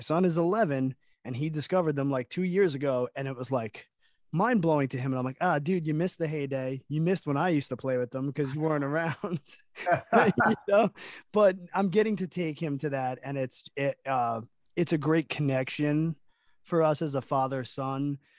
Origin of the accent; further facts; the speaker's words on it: Long Island, New York, United States; We're from Long Island